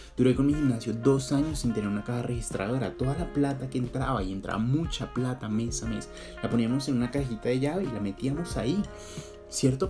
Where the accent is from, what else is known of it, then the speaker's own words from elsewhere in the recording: Colombia; now in Bogotá, Colombia; somos colombianos, pero somos colombianos de los buenos.